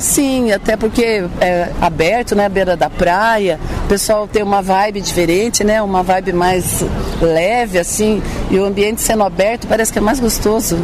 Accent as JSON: {"language": "Portuguese", "area": "Itararé", "region": "São Paulo", "country": "Brazil", "said": "Sou de Tararé, interior de São Paulo"}